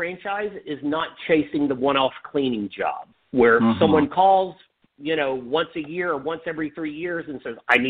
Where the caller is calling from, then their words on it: Dallas-Fort Worth area, Texas, United States; I'm calling from the Dallas-Fort Worth area. That's where I live